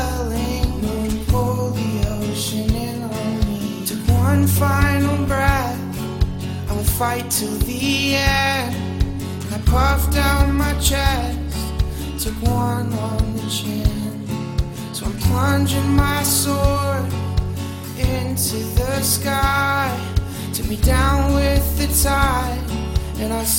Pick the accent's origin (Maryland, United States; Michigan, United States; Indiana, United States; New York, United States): Indiana, United States; moved away; my home state, Indiana.